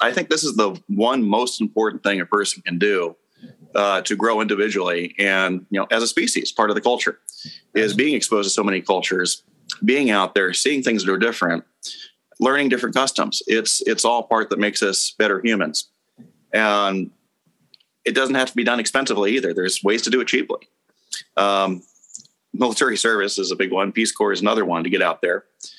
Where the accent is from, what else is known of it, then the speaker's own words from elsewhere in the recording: Germany; also born or lived in Pacific Northwest / California / North Carolina / Texas; now in Washington State, United States; So I was born in the Pacific Northwest and then pretty much moved constantly. California, North Carolina. I did most of my growing up in Germany and then to Texas, and I'm back to Washington State.